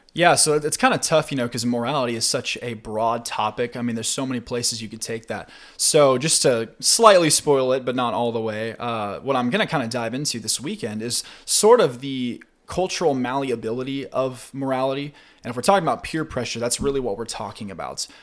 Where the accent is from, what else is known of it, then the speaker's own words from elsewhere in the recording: Spring Hill, Tennessee, United States; I go to Lanton Church of Christ, which is in Spring Hill, which is my hometown